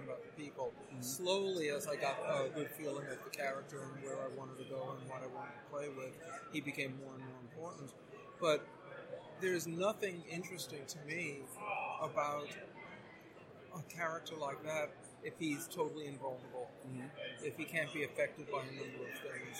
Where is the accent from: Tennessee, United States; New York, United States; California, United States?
New York, United States; I grew up in New York